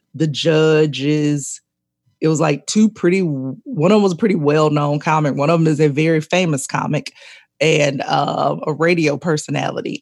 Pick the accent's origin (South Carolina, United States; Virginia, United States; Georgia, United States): Georgia, United States; Columbus; also born or lived in Atlanta, Georgia; I grew up in Columbus, but I uh, Columbus, Georgia